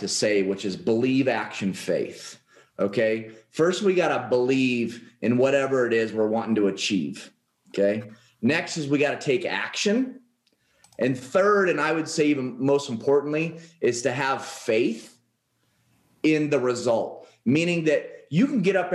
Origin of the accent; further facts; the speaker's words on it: Oregon, United States; moved away as an adult; now in Paradise Valley, United States; I grew up in Oregon, and I moved down here to Paradise Valley, Arizona in September of last year